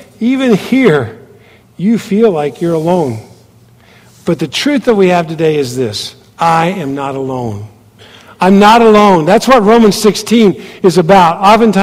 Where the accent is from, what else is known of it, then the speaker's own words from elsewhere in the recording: United States; moved away as an adult; also born or lived in Kathmandu, Nepal; being an American in that country